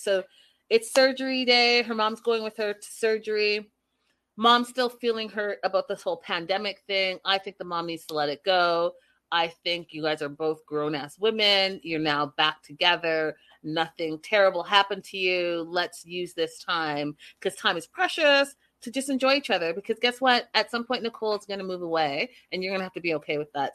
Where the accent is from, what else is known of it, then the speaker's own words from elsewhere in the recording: Canada; moved away; I'm from Canada